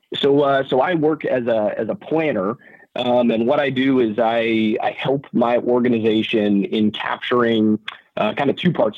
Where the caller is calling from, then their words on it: Oahu, Hawaii, United States; So I am calling, uh, from Oahu this morning.